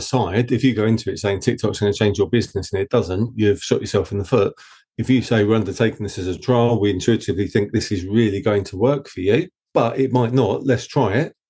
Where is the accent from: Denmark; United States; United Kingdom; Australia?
United Kingdom; Essex, East of England; accent: Essex; my dodgy Essex accent